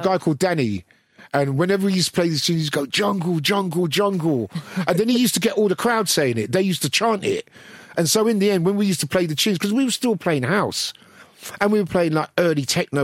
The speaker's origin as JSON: {"language": "English", "region": "London", "country": "United Kingdom", "tie": "born or raised there", "said": "growing up in Brixton"}